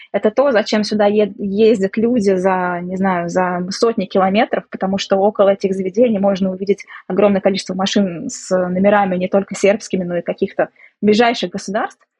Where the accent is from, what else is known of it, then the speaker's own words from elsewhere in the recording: Samara, Samara Oblast, Russia; moved away as an adult; now in Belgrade, Serbia; я из России, из города Самара. Вот уже 12 лет проживаю в Белграде, в Сербии